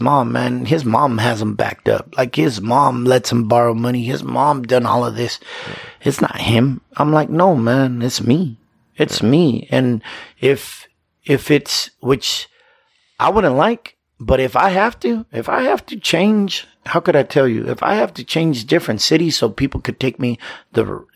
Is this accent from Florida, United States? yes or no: no; Yakima, Washington, United States; I was born and raised in Yakima